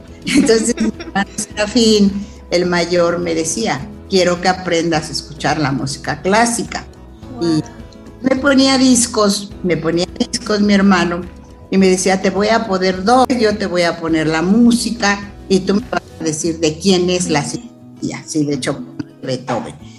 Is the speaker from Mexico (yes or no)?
yes; Chilpancingo, Guerrero, Mexico; moved away as an adult; also born or lived in Mexico City; estudié en Chilpancingo la secundaria, la el primer año de la carrera